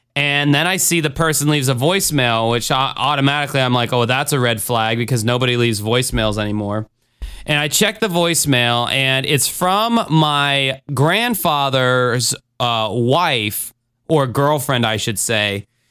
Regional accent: Jacksonville, Florida, United States; I did a tour of Jacksonville, Florida on there. So if you wanna see my hometown

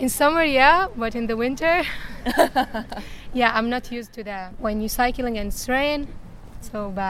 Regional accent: Syria; Dutch is a second language; moved away as an adult; now in Netherlands; ik ben 21 jaar. Ik kom uit Syrië en ik ben in Nederland sinds eh, bijna acht maanden.

